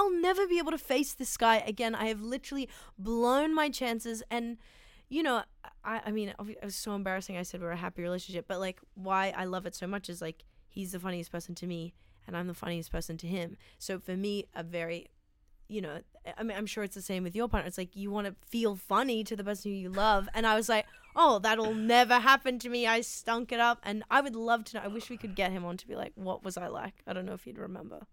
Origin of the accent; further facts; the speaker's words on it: Sydney, New South Wales, Australia; I grew up in Sydney in, um, s, a pla, in Strathfield